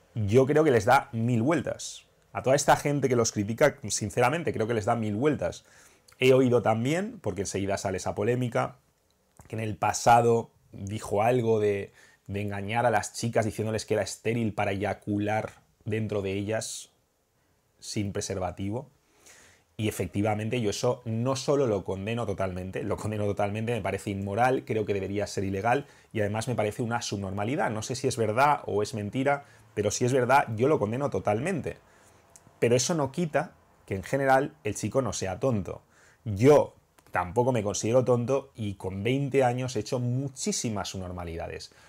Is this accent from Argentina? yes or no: no; Spain; mi país